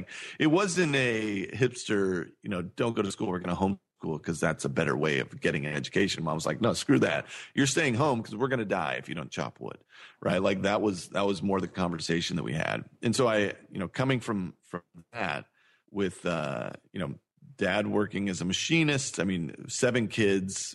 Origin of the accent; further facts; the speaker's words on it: Cowgill, Missouri, United States; also born or lived in California; I grew up on a farm in Missouri, right? I lived in a town called Cowgill, Missouri